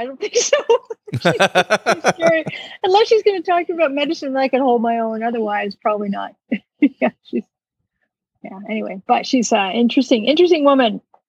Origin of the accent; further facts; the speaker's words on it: Ottawa, Ontario, Canada; the same place I was born, which is Ottawa, Ontario, Canada.